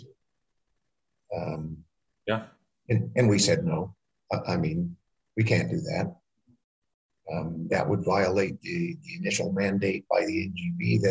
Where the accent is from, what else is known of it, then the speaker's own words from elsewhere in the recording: United States; we're Americans